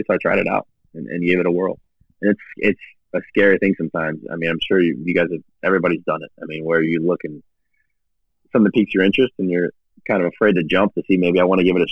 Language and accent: English; Canton, Ohio, United States; moved away as an adult; also born or lived in Cleveland, Ohio; now in Kansas City, United States; I'm born and raised in Canton, Ohio, a little south of Canton